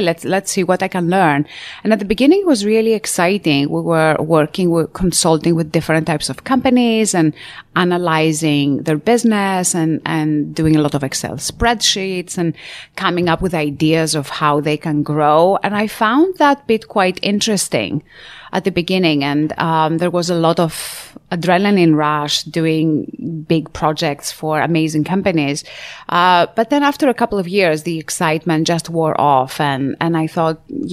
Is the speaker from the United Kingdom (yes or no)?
no; Greece; moved away; I was born and raised in a tiny island back in Greece, where I'm from.